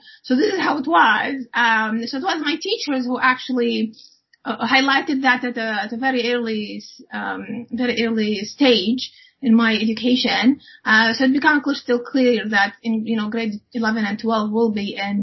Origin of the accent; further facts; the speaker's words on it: United Arab Emirates; moved away as an adult; also born or lived in Iowa, United States / Illinois, United States; now in Canada; So I grew up in the United Arab Emirates, and I finished my schooling there up to the university as well.